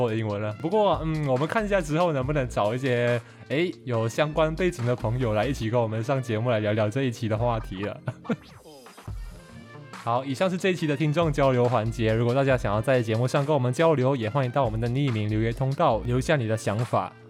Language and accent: Chinese; Malaysia; 因为这就是我们马来西亚人的象征。